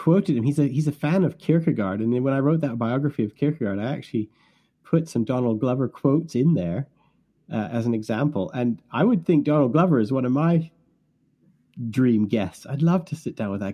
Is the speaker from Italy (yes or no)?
no; Canada; now in England, United Kingdom; I've lived in England now for longer than I lived in Canada